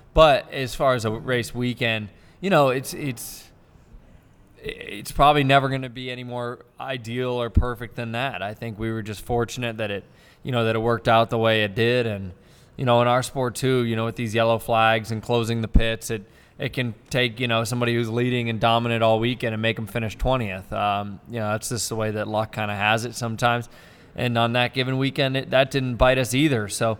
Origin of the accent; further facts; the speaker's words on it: Ohio, United States; I'm not saying this because we're in Michigan, but I grew up in Ohio.